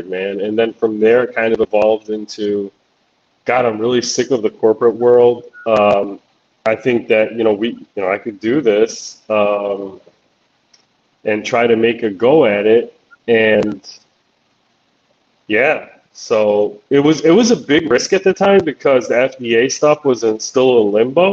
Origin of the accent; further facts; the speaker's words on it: Chicago, Illinois, United States; moved away as an adult; also born or lived in Tulsa, Oklahoma; I was moving back to Illinois, and I'm from the Chicago area